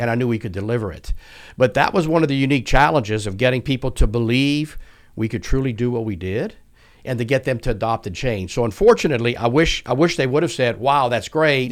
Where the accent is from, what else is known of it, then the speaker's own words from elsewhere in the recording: South Louisiana, United States; accent: not Houston-based; moved away; also born or lived in Houston; born and raised in South Louisiana